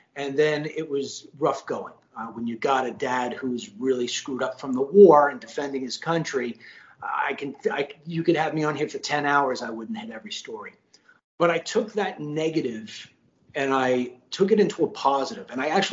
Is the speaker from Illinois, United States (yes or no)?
no; Long Island, New York, United States; now in Florida, United States; I'm from Long Island. And originally, I live in Florida now